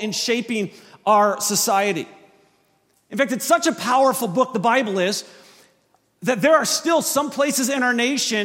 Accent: Wisconsin, United States; I am from Wisconsin. So we're about an hour north of Chicago and about a half an hour south of Milwaukee

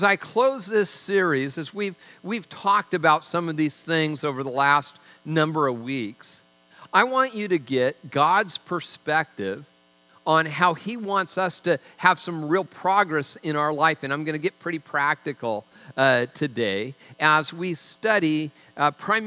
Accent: Tacoma, Washington, United States; I'm from Tacoma

